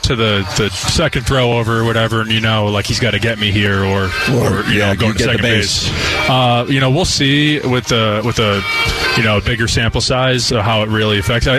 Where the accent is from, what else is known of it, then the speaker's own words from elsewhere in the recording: Pennsylvania, United States; moved away as an adult; also born or lived in Virginia; I'm from Pennsylvania, so it's not too far away from New York.